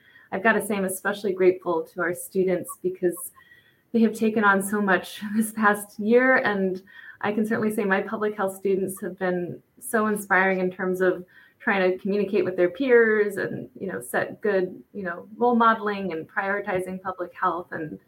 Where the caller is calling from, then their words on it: Allentown, Pennsylvania, United States; I'm calling from Allentown, Pennsylvania. So I'm actually probably like an hour away, I'm guessing, from Johanna.